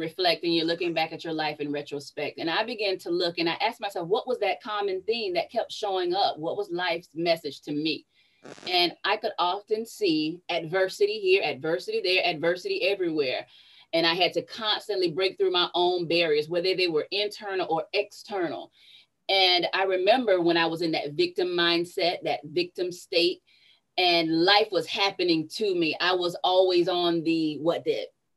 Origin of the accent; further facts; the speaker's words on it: Sarasota, Florida, United States; also born or lived in Tallahassee, Florida; Born and raised in Sarasota, Florida. I came to Tallahassee, Florida in 1992 to attend Florida State University